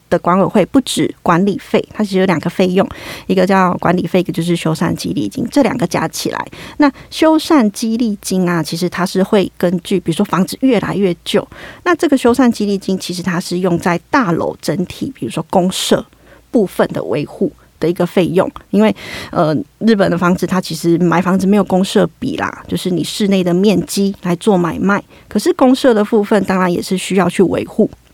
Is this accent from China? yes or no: no; Taiwan; 我们台湾人